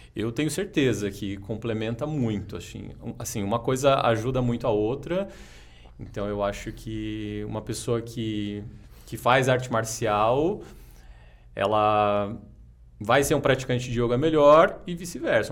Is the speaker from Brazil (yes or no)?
yes; Jacareí, São Paulo, Brazil; now in São Paulo, Brazil; eu sou de Jacareí, interior de São Paulo. Comecei lá